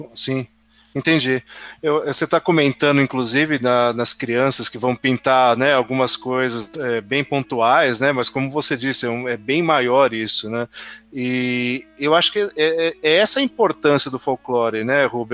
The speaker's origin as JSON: {"language": "Portuguese", "region": "interior of São Paulo", "country": "Brazil", "said": "Eu sou do interior de São Paulo"}